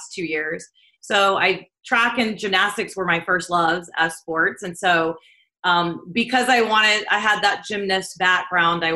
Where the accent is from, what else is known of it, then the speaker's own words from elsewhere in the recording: Southeast Kansas, United States; I grew up in a really small town on a pig farm in Southeast Kansas